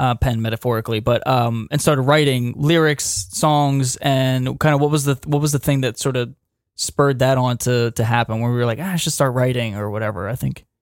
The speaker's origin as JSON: {"language": "English", "town": "Wilmington", "country": "United States", "tie": "born or raised there", "said": "born and raised in Wilmington, as we all are"}